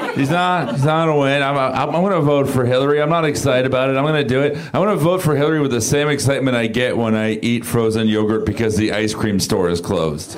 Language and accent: English; South Florida, United States; I'm from South Florida.